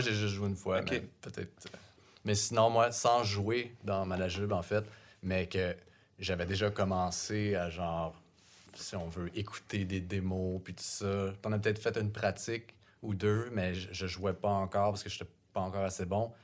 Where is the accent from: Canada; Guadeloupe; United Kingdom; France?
Canada; Saint-Lambert, Quebec; moi je viens de Saint-Lambert, donc vraiment pas punk.